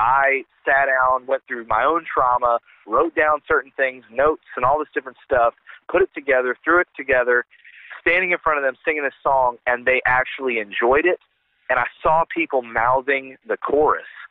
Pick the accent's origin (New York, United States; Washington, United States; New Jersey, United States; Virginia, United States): Virginia, United States; moved away as an adult; now in Kentucky, United States; I'm originally from Virginia